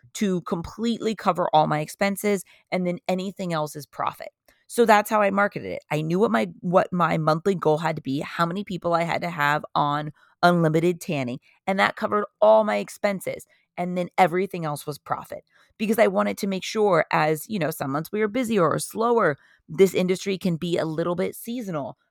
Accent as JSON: {"language": "English", "area": "Orange County", "region": "California", "country": "United States", "also_born_or_lived": "San Diego, California", "said": "I am from Orange County, California, originally"}